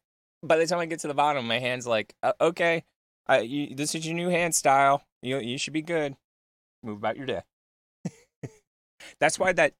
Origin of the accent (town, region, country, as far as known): Italy; English is a second language